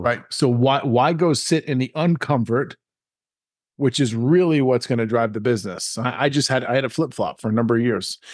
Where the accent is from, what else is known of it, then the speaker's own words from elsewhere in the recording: Long Island, New York, United States; I'm born and raised in New York, Long Island, New York